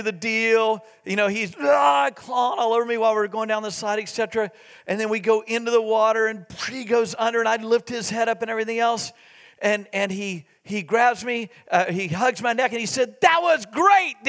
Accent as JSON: {"language": "English", "town": "Waco", "region": "Texas", "country": "United States", "tie": "born or raised there", "said": "we grew up in Waco, Texas."}